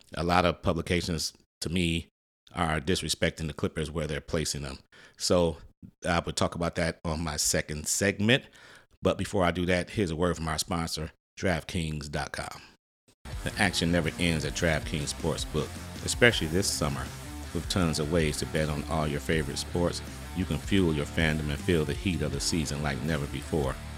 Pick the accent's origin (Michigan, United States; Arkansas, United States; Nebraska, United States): Michigan, United States; Detroit; My hometown, Detroit, Michigan.